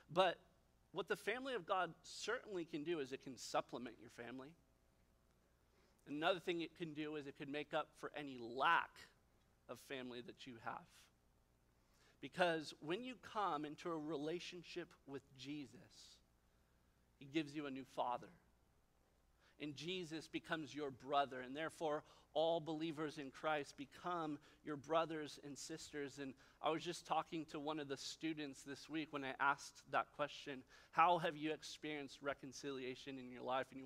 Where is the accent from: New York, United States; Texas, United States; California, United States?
California, United States; Santa Barbara; I, I come from Santa Barbara, the, the, land of forest fires, and so no fireworks like that.